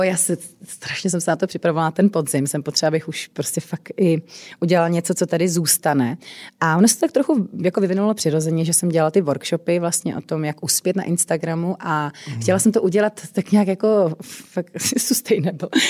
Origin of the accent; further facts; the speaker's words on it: Czechia; u nás v Čechách